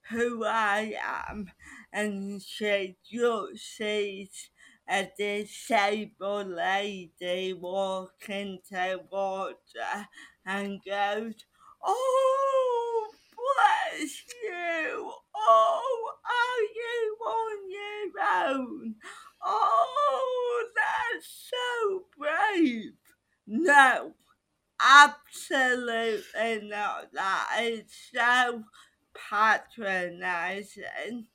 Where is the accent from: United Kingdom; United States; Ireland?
United Kingdom; because I am still a British person